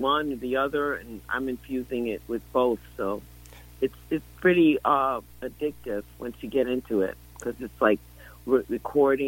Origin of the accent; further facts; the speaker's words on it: New York City, New York, United States; I grew up in Bedford-Stuyvesant